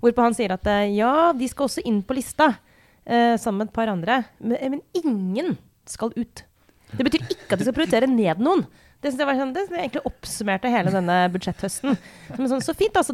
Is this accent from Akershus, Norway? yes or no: yes; Romerike, Akershus, Norway; jeg kommer fra Romerike